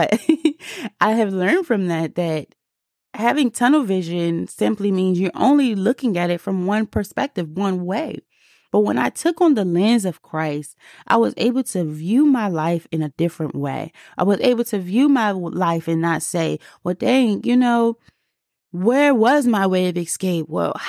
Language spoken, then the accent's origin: English; District of Columbia, United States; accent: DC; Sorry, my DC accent came out just a little bit